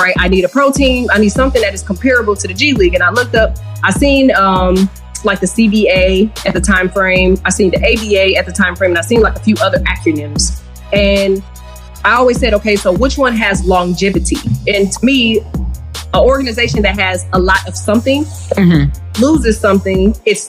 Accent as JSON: {"language": "English", "region": "Michigan", "country": "United States", "tie": "born or raised there", "also_born_or_lived": "Louisiana", "moved": "yes", "lives_now": "Illinois, United States", "said": "I was born in Michigan and my family is from Louisiana"}